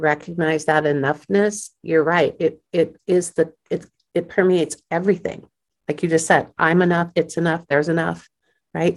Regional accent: Kansas City, United States; Born and raised in Kansas City

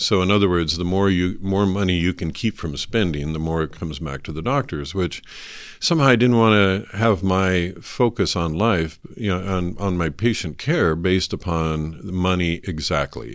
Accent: North Idaho, United States; I was born and raised in North Idaho

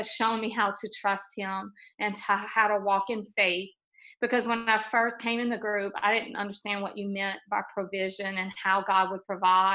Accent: Louisiana, United States; I'm from Louisiana

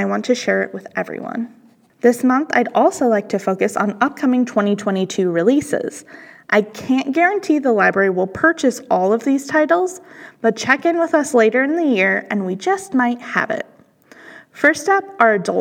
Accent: Illinois, United States; moved away; My first job was a shelver at my hometown library in Illinois

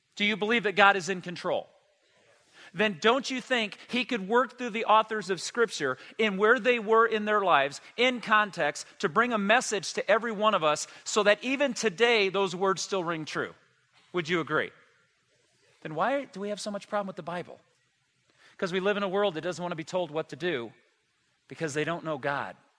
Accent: United States; I was born and raised in the United States

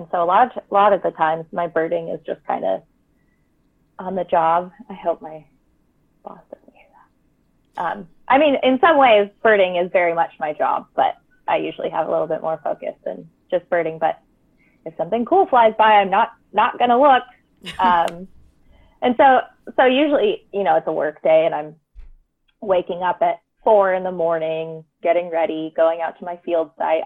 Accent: Tacoma, Washington, United States; also born or lived in Olympia, Washington; I'm originally from Tacoma, which is 30 miles north of Olympia. So I'm very, very rooted down here.

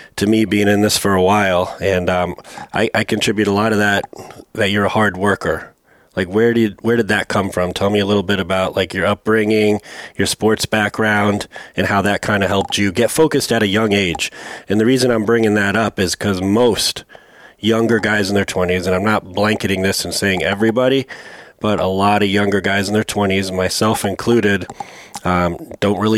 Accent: New England, United States; now in St. Petersburg, United States; I'm from New England originally

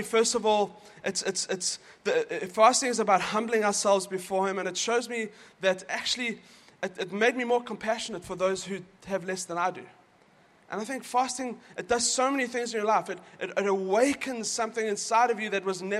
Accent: South Africa; moved away; we're from South Africa

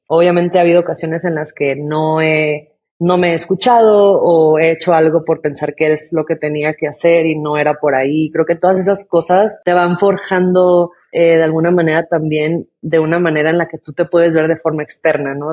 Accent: Tijuana, Baja California, Mexico; crecí en Tijuana y pues frontera con California

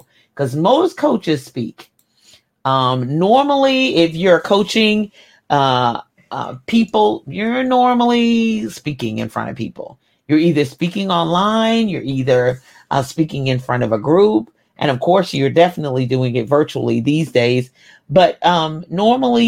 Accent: Kentucky, United States; I was born in Kentucky

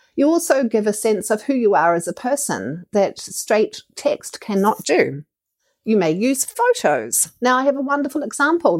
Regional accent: New Zealand; As a New Zealander and as an entrepreneur

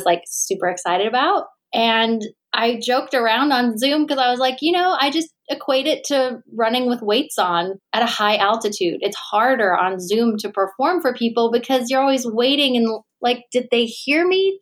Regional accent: Albuquerque, New Mexico, United States; also born or lived in New York City; now in Los Angeles, United States; I'm from Albuquerque, actually. And then I moved to New York City and then LA.

